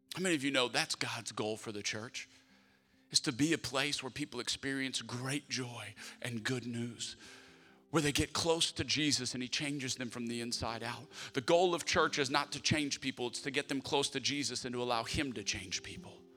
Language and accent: English; Lafayette, Louisiana, United States; moved away; my hometown of Lafayette, Louisiana